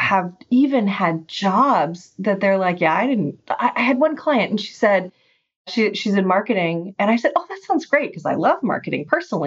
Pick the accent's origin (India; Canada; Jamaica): Canada; I'm Canadian